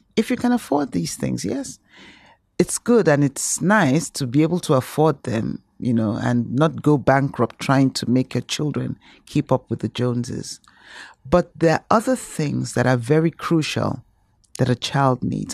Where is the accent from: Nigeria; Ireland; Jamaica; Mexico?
Nigeria; moved away; being a Nigerian